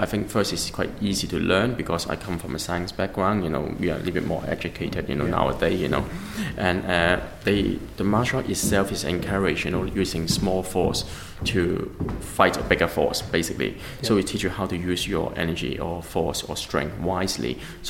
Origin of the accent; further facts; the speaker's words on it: England, United Kingdom; And then he would ask me, but because I come from England, right?